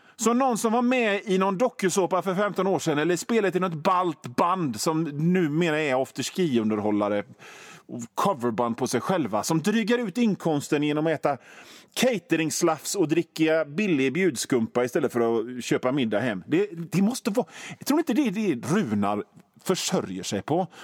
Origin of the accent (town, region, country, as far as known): Gothenburg, Västra Götaland, Sweden; accent: Göteborgska